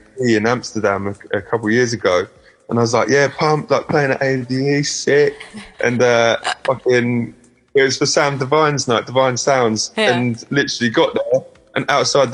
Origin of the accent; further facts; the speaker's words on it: Broadstairs, South East England, United Kingdom; from Kent, or Broadstairs near Margate.